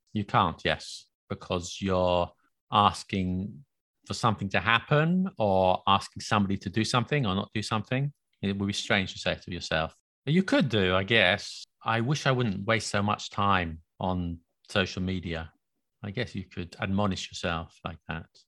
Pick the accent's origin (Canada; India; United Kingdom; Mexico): United Kingdom; England; accent: very British, very English; now in France; live in France and I try to speak French, but my accent is very British, very English